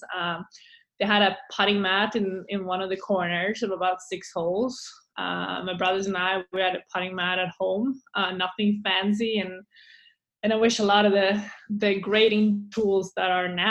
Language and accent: English; Eskilstuna, Södermanland, Sweden; English is a second language; moved away as an adult; also born or lived in Lake Nona, Florida; now in Scottsdale, United States; my town, Eskilstuna